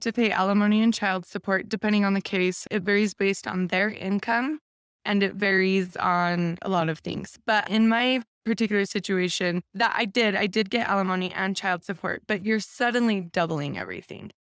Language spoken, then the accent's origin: English; Taylorsville, Utah, United States; I grew up in Taylorsville.